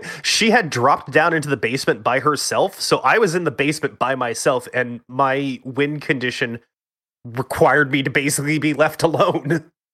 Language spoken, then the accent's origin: English; Texas, United States; I'm from Texas.